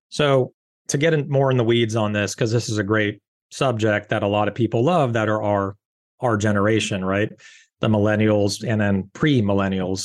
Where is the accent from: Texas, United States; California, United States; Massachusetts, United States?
California, United States; Rancho Palos Verdes; I grew up in Rancho Palos Verdes, California